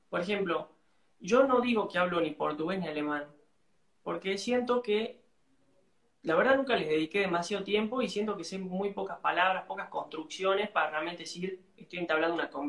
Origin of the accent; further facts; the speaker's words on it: Salta, Argentina; ¿De dónde soy? Soy de Salta, la linda. Salta es al norte de Argentina.